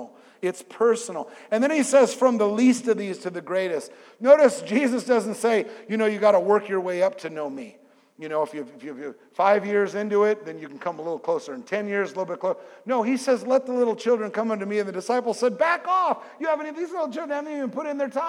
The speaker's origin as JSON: {"language": "English", "region": "California", "country": "United States", "said": "I'm from California"}